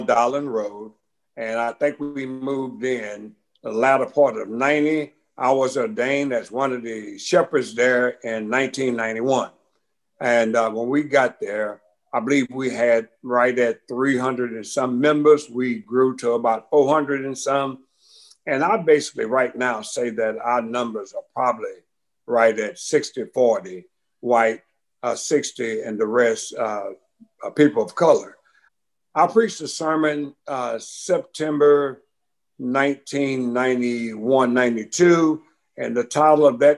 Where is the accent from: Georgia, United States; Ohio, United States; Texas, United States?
Texas, United States; Beaumont; I was born in Beaumont, Texas. One of 10 children. I'm number 4. And the area I came up